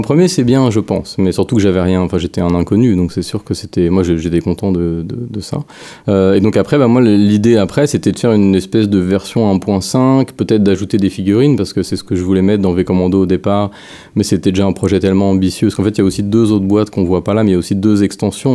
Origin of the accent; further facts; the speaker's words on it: France; moved away as an adult; now in Montreal, Canada; je suis français, puis j'ai, j'ai, je suis parti là-bas, bah, pour le jeu vidéo